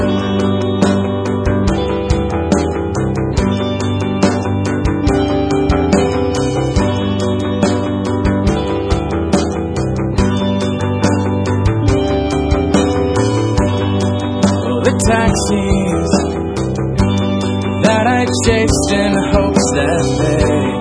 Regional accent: Iowa, United States; I'm Iowan

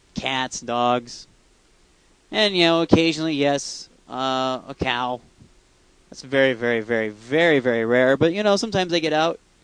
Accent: Iowa, United States; I'm driving to go back to my hometown. Just drove past a tractor. Yes, this is Iowa

